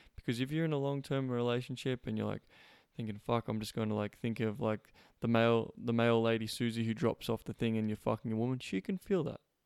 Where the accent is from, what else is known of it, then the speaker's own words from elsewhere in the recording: Australia; moved away; coming all the way from Australia, my home country.